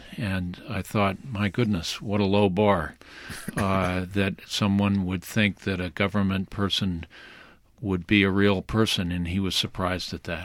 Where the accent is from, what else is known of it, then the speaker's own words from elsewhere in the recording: New Bedford, Massachusetts, United States; I come from New Bedford. It's a fishing port.